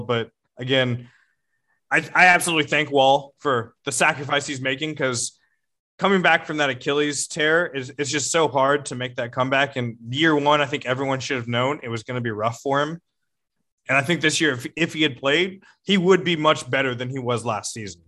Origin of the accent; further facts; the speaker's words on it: Houston, Texas, United States; growing up in Houston